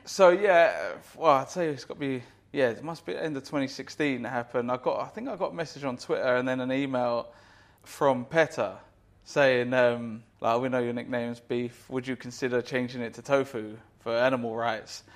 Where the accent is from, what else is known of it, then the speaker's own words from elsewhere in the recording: United Kingdom; us Brits